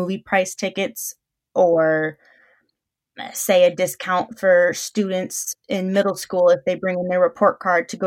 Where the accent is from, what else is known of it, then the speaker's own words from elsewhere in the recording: Albion, Michigan, United States; I am born and raised in Albion, I attend Albion College